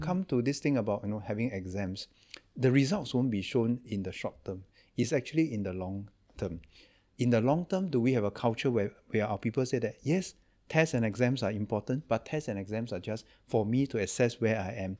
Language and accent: English; Singapore; I'm from Singapore